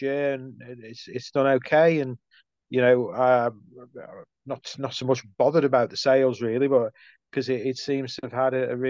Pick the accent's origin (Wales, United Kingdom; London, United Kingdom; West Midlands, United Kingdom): West Midlands, United Kingdom; Stoke-on-Trent; I'm born and bred in Stoke.